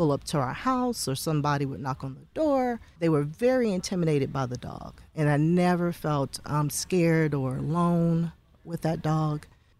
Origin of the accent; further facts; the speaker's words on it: Louisiana, United States; because I'm from Louisiana